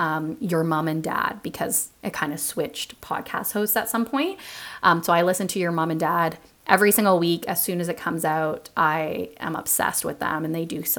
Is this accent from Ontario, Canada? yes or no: yes; Toronto, Ontario, Canada; moved away; I'm initially from Toronto, Ontario